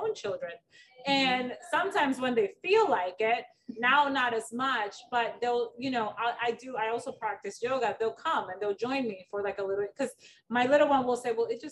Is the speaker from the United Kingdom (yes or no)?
no; Dominican Republic; moved away; I'm originally from the Dominican Republic